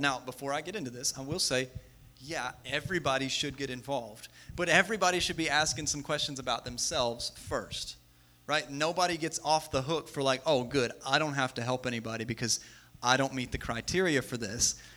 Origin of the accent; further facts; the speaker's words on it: West Virginia, United States; we're all from West Virginia